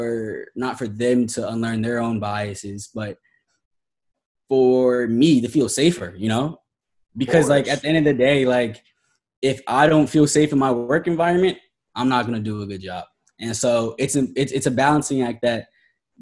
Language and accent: English; Columbus, Ohio, United States; now in Miami, United States; I grew up in Columbus, Ohio